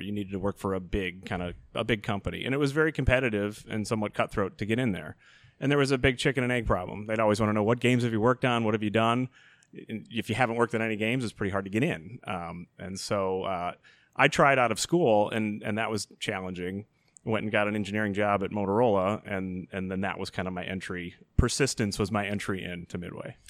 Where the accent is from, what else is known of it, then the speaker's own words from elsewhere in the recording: Chicago Ridge, Illinois, United States; now in Elmhurst, United States; Grew up in Chicago Ridge